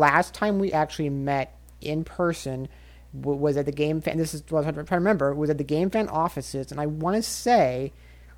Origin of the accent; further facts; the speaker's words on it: Nebraska, United States; I moved back home and worked from Nebraska for the magazine